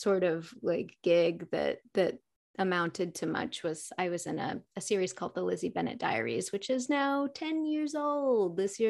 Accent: Fayetteville, Arkansas, United States; now in Los Angeles, United States; I'm from Arkansas, but I've lived in LA for quite a few years now.

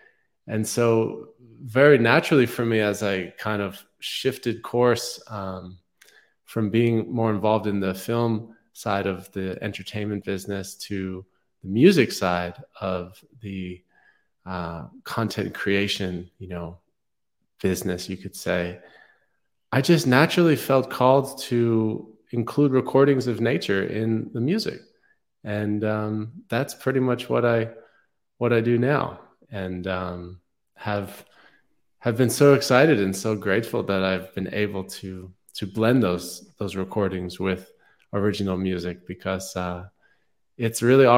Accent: New York City, New York, United States; I grew up in New York City and was quite disconnected from nature for most of my, life until I was in my mid-20s

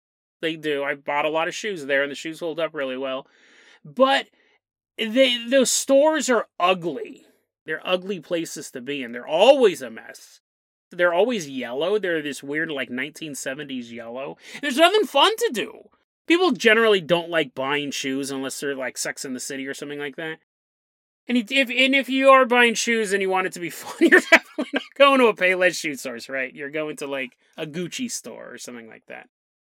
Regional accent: Riverside, California, United States; Banning is a city in Riverside County, California, where I grew up in Riverside. I spent a lot of my life down there.

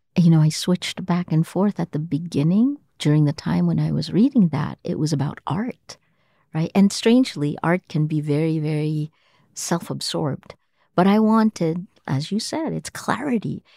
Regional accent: Toms River, New Jersey, United States; moved away as an adult; also born or lived in Manila; now in Philippines; I was a kid from Tom's River, New Jersey

